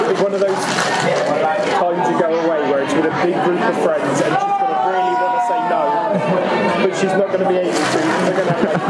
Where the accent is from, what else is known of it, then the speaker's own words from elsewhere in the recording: Texas, United States; What do you mean London? I'm from Texas.